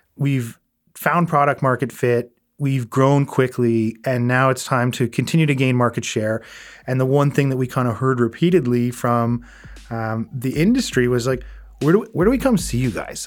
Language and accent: English; Prince Edward Island, Canada; I grew up in Prince Edward Island